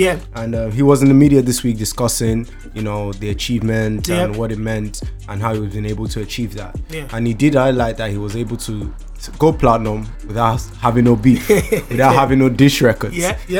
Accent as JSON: {"language": "English", "country": "Nigeria", "said": "I'm Nigerian"}